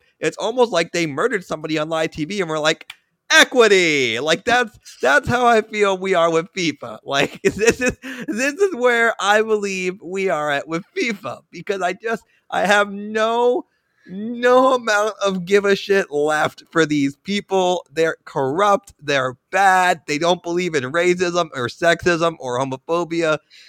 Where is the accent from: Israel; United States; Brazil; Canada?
Israel; The reason this is a personal for me is having spent some time growing up in Israel and having friends that are still over there